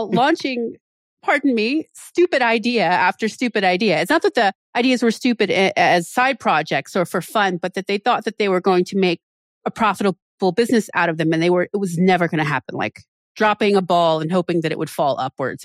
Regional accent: Maryland, United States; moved away as an adult; also born or lived in Vienna, Austria / Philadelphia, Pennsylvania; now in Pennsylvania, United States; I'm from Maryland

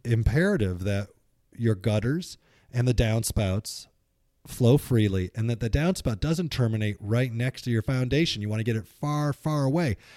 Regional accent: Midwest, United States; now in Pacific Northwest, United States; where we grew up in the Midwest

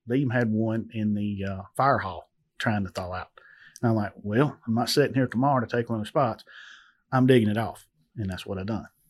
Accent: Adamsville, Tennessee, United States; I'm from Adamsville, Tennessee

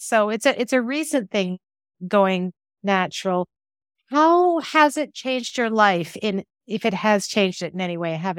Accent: Canada; But, you know, Canadians, we also

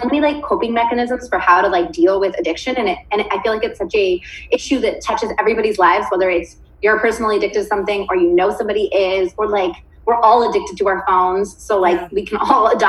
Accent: Stockton, California, United States; moved away; That's my hometown

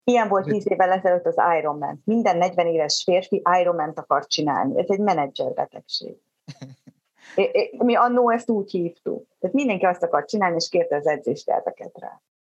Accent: Zebegény, Pest, Hungary; also born or lived in Budapest; én Zebegénybe születtem, én a Zebegénybe a falu utolsó házába az erdő mellett nőttem föl

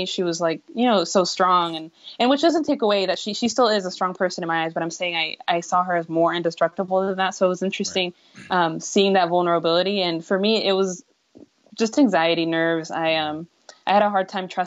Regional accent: San Antonio, Texas, United States; I'm in San Antonio

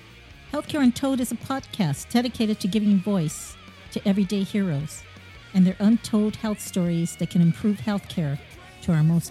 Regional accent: San Diego, California, United States; my mom married Marco's dad. And so we were raised together in the San Diego area.

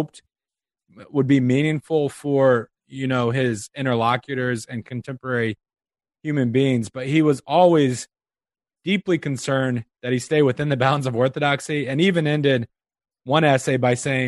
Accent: Omaha, Nebraska, United States; moved away as an adult; also born or lived in Pittsburgh, Pennsylvania; now in Des Moines, United States; I grew up in Omaha, and my family still lives there

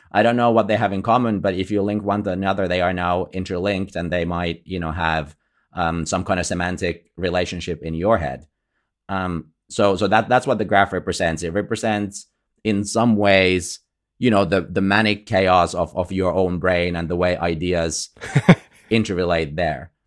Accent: Finland; I'm from Finland

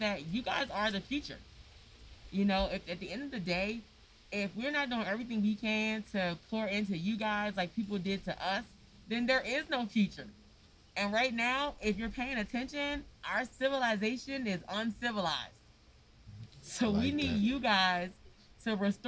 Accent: Washington, District of Columbia, United States; I'm from Congress Park. I grew up on Congress Street and in the circle in what they call 13th Place.

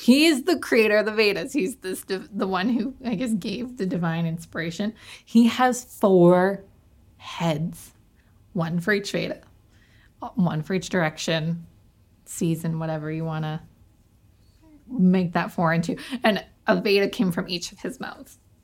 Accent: Canada; accent: Canadian; my Canadian accent

